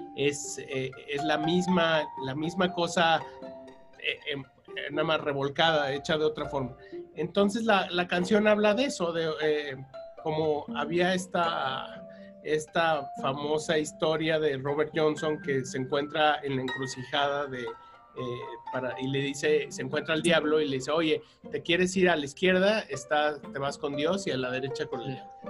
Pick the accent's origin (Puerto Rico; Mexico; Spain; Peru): Mexico; como buen mexicano comedor de tortillas